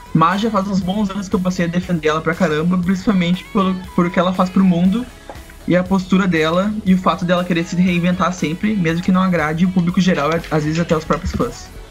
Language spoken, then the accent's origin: Portuguese; Rio Pardo, Rio Grande do Sul, Brazil; lá na minha cidade, Rio Pardo, a gente usa essa expressão fado para falar de músicas que são muito boas